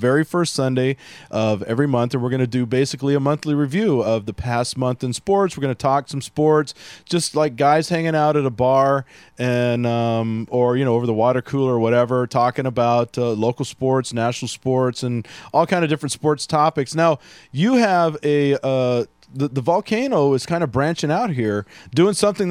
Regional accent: Houston, Texas, United States; moved away; I grew up in Houston, so I went to see the Astros, the Oilers

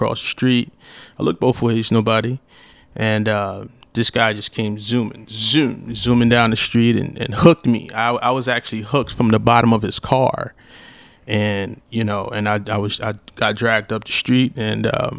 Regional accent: Rochester, New York, United States; moved away; also born or lived in Daytona Beach, Florida; I was born in Daytona Beach, Florida, raised in New York

